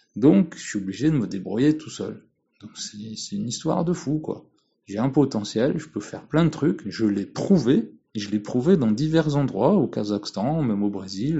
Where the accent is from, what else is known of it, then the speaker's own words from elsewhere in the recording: France; je suis français